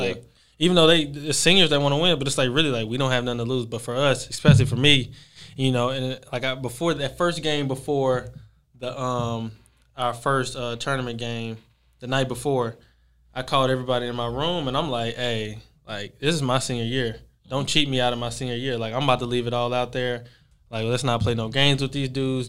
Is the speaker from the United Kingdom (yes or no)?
no; Texas, United States; from, uh, from Texas.